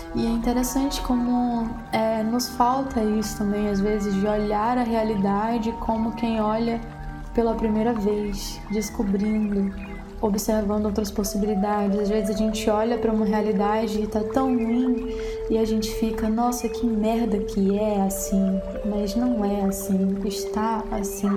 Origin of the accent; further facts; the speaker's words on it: Aurora, Brazil; moved away; ir para Aurora, que é a minha cidade natal